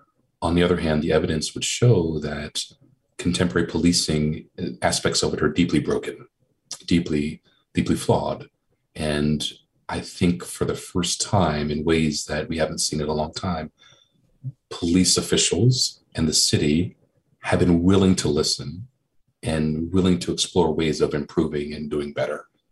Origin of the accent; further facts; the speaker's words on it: Baltimore, Maryland, United States; moved away as an adult; also born or lived in Boston; now in Philadelphia, United States; I'm a Black man, and I'm originally from Baltimore, but Philly's my adopted city. I've lived here for a quarter century.